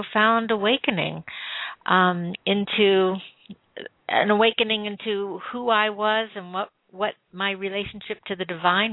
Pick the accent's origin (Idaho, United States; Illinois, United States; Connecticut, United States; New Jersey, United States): Illinois, United States; Midwest America, suburb of Chicago; I grew up in Midwest America. At that time, I was living in a suburb of Chicago